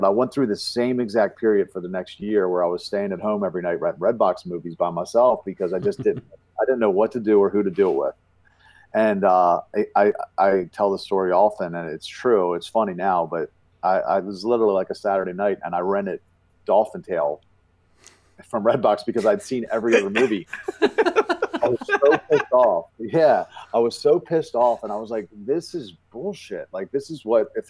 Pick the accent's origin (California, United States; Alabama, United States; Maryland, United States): Maryland, United States; Baltimore; I was once the biggest nightclub promoter and male stripper in my hometown of Baltimore, Maryland